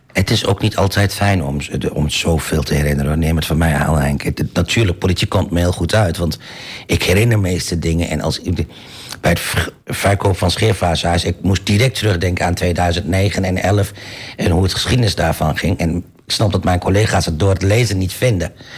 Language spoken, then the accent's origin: Dutch; Almelo, Overijssel, Netherlands; ik ben zelf eh, eh, eh, geboren en getogen in Almelo